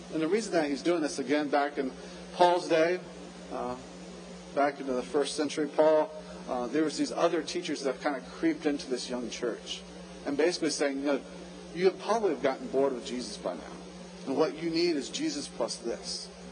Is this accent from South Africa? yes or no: no; Jacksonville, Florida, United States; also born or lived in New Port Richey, Florida; I'm from Jacksonville, lived there until my college days